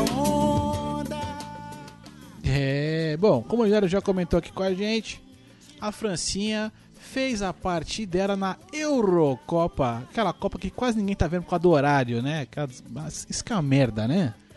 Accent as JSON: {"language": "Portuguese", "country": "Brazil", "said": "eu sou brasileiro"}